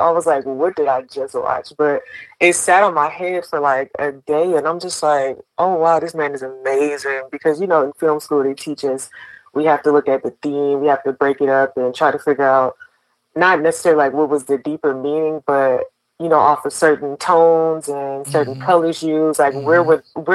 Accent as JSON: {"language": "English", "town": "Baton Rouge", "region": "Louisiana", "country": "United States", "said": "I'm from Baton Rouge, Louisiana."}